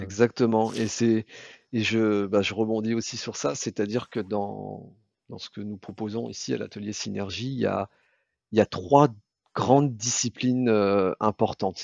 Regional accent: Brittany, France; je suis moi originaire de Bretagne

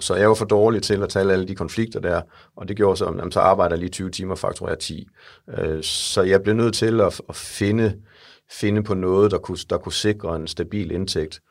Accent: Jutland, Denmark; Jeg er en jyde, der er i København i dag

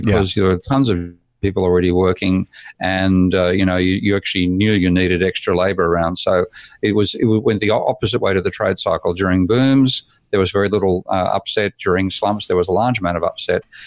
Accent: Australia; I was born in Australia in nineteen fifty-three, and so I was at school by fifty, fifty-seven, fifty-eight

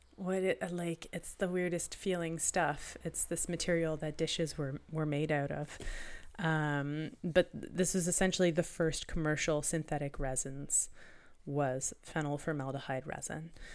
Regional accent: Canada; being Canadian

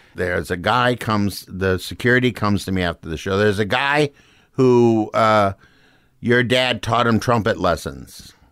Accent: Saint Paul, Minnesota, United States; moved away as an adult; I grew up in Saint Paul

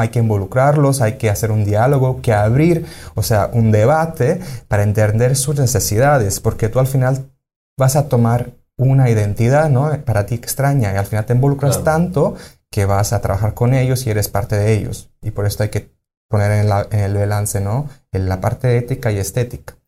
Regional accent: Sicily, Italy; moved away as an adult; now in Mérida, Mexico; yo soy de Sicilia

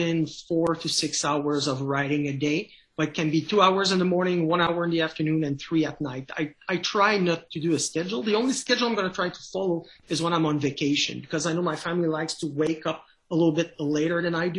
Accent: Canada; accent: French Canadian; first language French; English is a second language; my accent, I'm a French Canadian, so I do everything in French. English is a second language to me

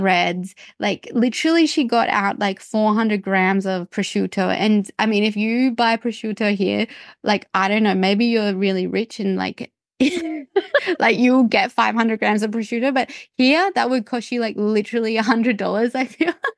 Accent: Australia; as a, as an Australian

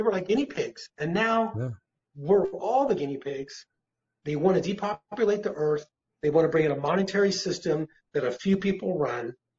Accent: United States; I'm an American citizen

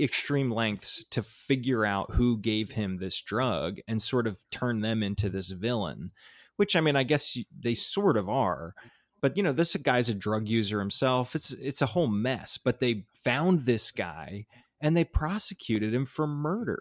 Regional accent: New Jersey, United States; I'm from Jersey

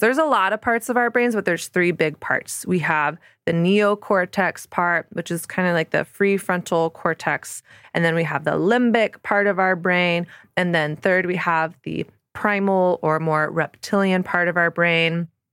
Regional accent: the South, Southern United States, United States; moved away as an adult; now in New York City, United States; growing up in Southern evangelical Christian culture

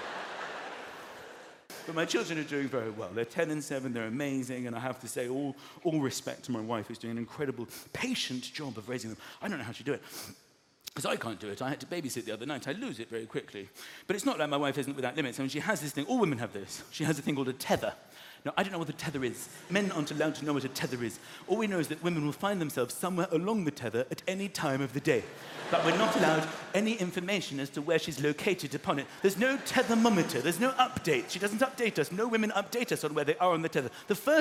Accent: London, United Kingdom; I'm a Londoner. I've lived here my whole life.

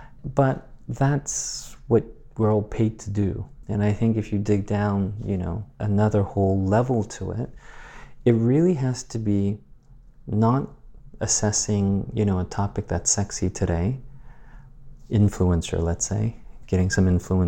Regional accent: Guam; born there; I was born in Guam, but quickly my grandmother in Asia started to raise me.

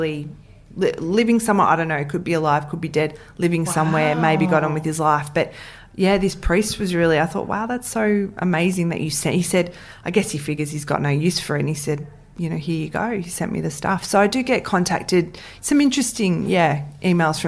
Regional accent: Ringwood, Victoria, Australia; I grew up in Ringwood.

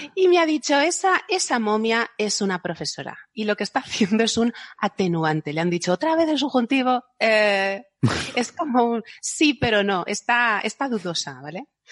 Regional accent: Spain; yo que soy española

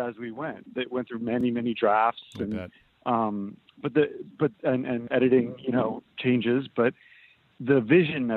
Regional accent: United States; moved away as an adult; now in Vancouver, Canada; I'm American originally

